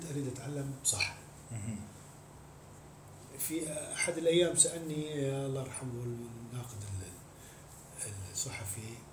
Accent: Mosul, Nineveh, Iraq; من الموصل

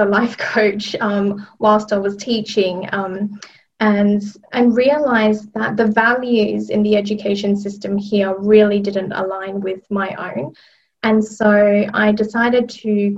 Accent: Australia; moved away as an adult; now in London, United Kingdom; I'm originally from Australia. I trained in Australia as a teacher and worked there for a number of years before coming to London.

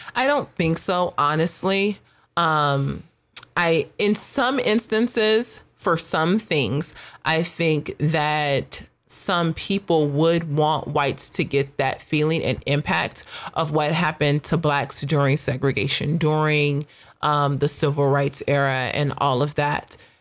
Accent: United States; I am proud to be an American. My subculture would be that I am African American, but, like, at the heart of it, I'm American

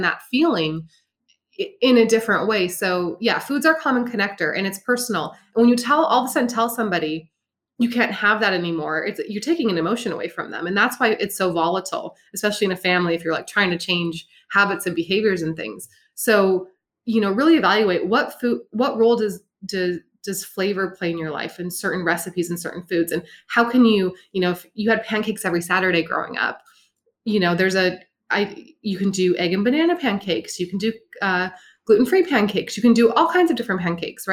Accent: Montana, United States; I'm from Montana

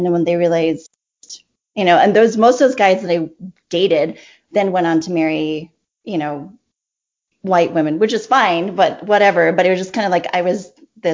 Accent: West Texas, United States; moved away as an adult; also born or lived in Provo, Utah; So I was born in the covenant as they say. Yeah. I grew up in West Texas

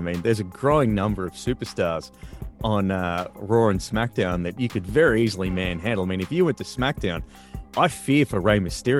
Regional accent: Australia; especially as an Australian

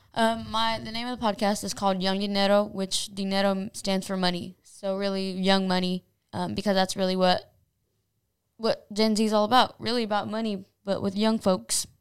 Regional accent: Anderson, Indiana, United States; I was born in Indianapolis, but raised in Anderson. I've lived in Anderson my whole life.

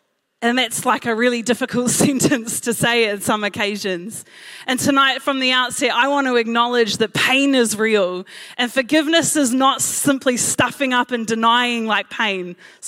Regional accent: Blockhouse Bay, Auckland, New Zealand; born there; I told them all I was born in Blockhouse Bay. And I realized as I said that, that I actually didn't know if that was true.

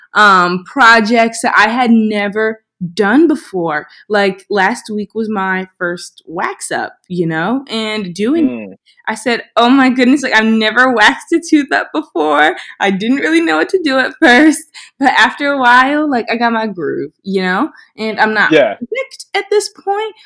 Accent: Philadelphia, Pennsylvania, United States; I'm from Philly, and I wanted to come back to a community that helped raise me

